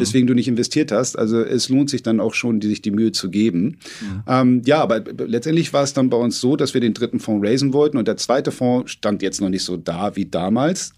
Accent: Hamburg, Germany; also born or lived in London; ich komme aus Hamburg

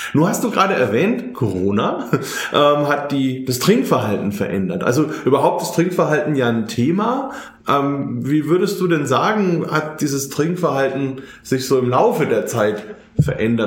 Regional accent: Bamberg, Bavaria, Germany; bei uns in Bamberg

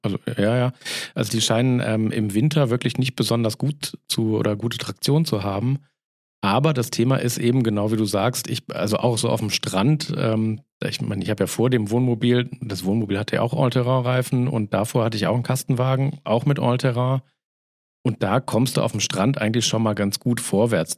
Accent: Northern Germany, Germany; da wo ich herkomme, ist es immer Moin

